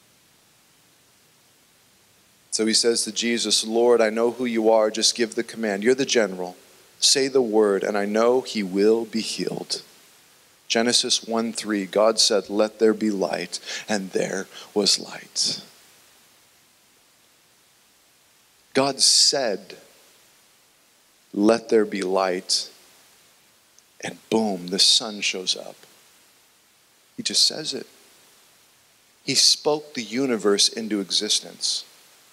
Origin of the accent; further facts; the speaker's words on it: United States; We, as an American nation